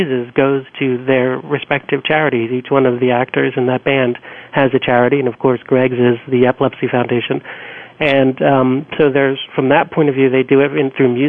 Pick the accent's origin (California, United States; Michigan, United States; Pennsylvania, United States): Pennsylvania, United States; Philadelphia; Philadelphia, which, you know, is special to me because that's my hometown